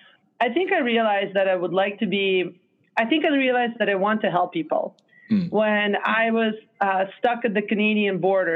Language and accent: English; Israel; moved away; And it was a very interesting experience moving to Israel as a child. And then growing up in Israel, Israel is probably one of my most favorite culturally rich places in this world.